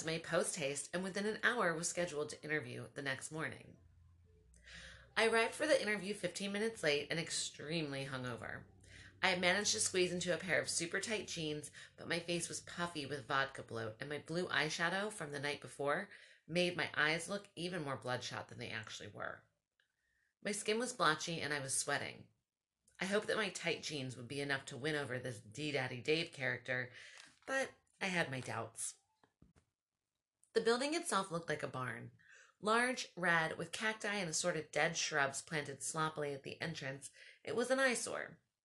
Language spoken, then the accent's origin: English; Baltimore, Maryland, United States; moved away; I'm from Baltimore.